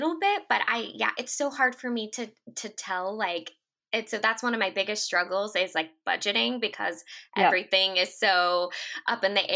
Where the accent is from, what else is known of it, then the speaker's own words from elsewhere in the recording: Northern California, United States; now in San Diego, United States; I was from Northern California originally, but have moved down here